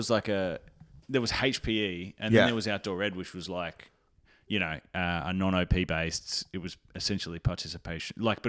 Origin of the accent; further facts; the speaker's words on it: Nambour, Queensland, Australia; now in Melbourne, Australia; our Nambour High team, when I was in grade 8